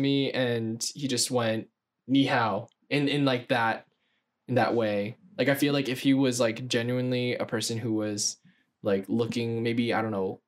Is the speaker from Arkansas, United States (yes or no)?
no; New York City, New York, United States; born in Queens. Raised in Queens.